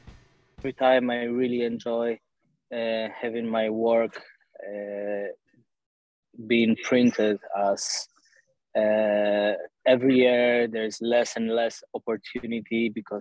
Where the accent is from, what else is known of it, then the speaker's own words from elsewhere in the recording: Warsaw, Masovian Voivodeship, Poland; English is a second language; I was born in Warsaw, and I spent most of my life here.